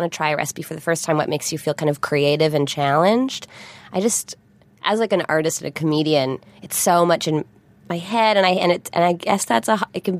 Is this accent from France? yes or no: no; Vancouver Island, British Columbia, Canada; now in Toronto, Canada; I've lived in Toronto now for 10 years. Mm. But I grew up on Vancouver Island